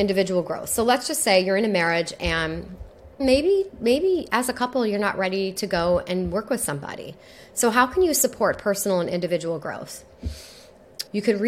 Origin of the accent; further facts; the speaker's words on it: New York, United States; I'm also from New York